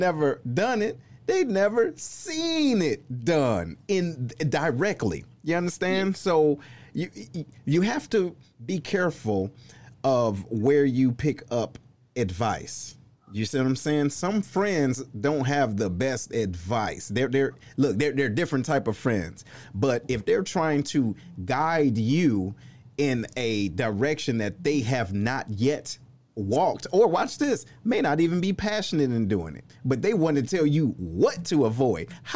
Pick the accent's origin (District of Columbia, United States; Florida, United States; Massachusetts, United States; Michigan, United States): Michigan, United States; Detroit; shout out to my hometown